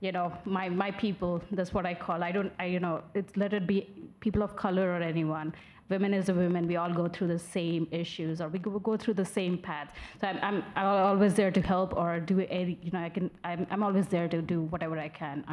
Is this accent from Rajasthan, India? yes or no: no; New Delhi, Delhi, India; moved away as an adult; now in United States; I was born and raised in New Delhi, India. I moved here in 2016.